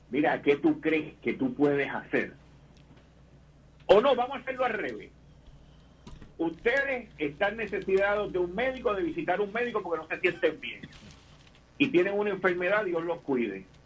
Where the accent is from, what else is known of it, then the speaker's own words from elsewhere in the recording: Puerto Rico; nosotros somos tan acomplejados como puertorriqueños